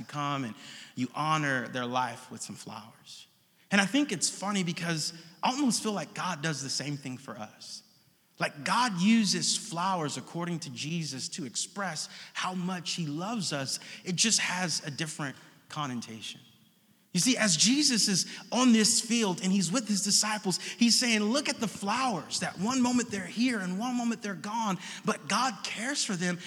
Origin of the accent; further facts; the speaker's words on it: Oakland, California, United States; We are Oakland natives, born. I was born on 60th in seminary.